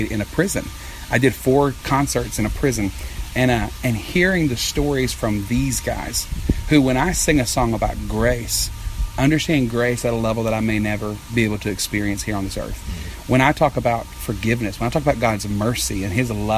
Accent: Texas, United States; I'm from Texas

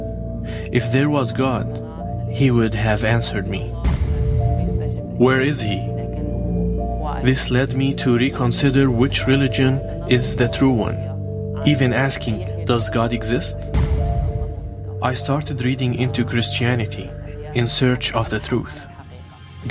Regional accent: Taiz, Taiz Governorate, Yemen; now in Lebanon; I was born in Taaz, Yemen. Now I live in Lebanon

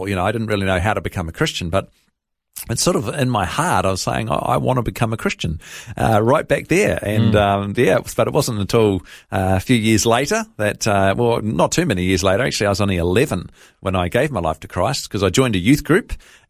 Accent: Hawera, Taranaki, New Zealand; born there; I was born in Hawera in Taranaki in New Zealand.

